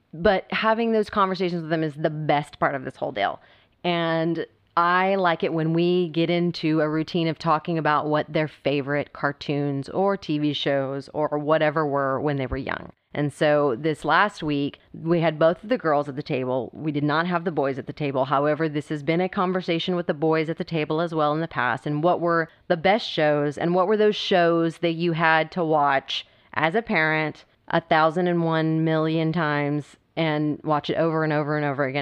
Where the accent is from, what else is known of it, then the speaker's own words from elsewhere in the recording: Texas, United States; Being a Texan